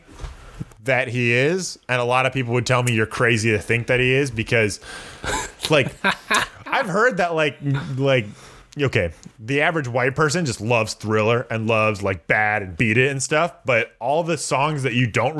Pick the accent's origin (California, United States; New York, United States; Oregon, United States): California, United States; As a Californian